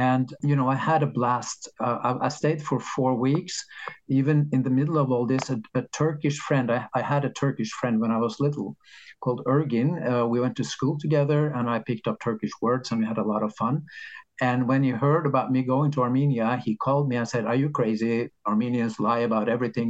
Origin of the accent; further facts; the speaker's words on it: Norway; in Norway, we have this system